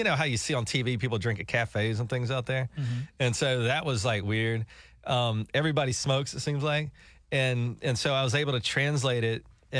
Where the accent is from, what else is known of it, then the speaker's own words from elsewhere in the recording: United States; I'm an American.